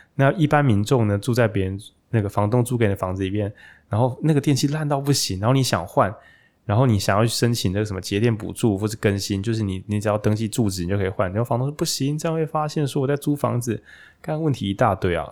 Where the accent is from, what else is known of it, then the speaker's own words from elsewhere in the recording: Taichung, Taiwan; 那我身为台中人